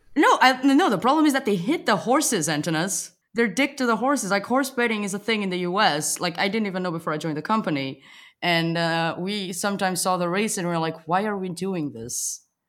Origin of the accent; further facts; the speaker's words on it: Portugal; English is a second language; moved away as an adult; now in Berlin, Germany; I'm originally from Portugal